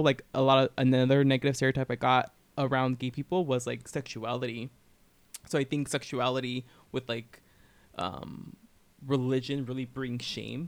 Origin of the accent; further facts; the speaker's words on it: Southern California, United States; I grew up in Southern California